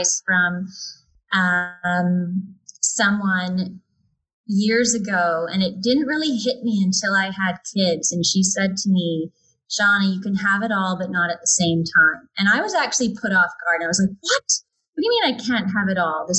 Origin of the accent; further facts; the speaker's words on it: Calgary, Alberta, Canada; I grew up around the Fish Creek area